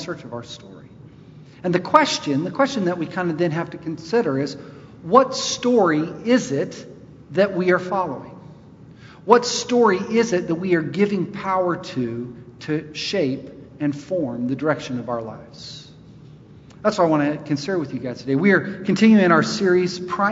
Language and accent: English; Charlotte, North Carolina, United States; I'm from Charlotte, my people